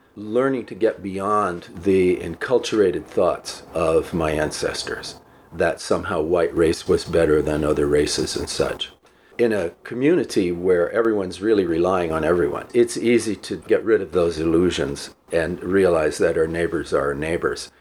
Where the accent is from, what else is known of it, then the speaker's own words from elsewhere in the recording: El Paso, Texas, United States; also born or lived in New York / New Jersey; I grew up in El Paso